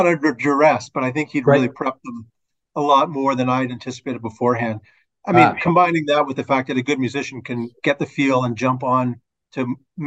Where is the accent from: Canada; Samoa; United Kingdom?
Canada; Toronto, Ontario; born or raised there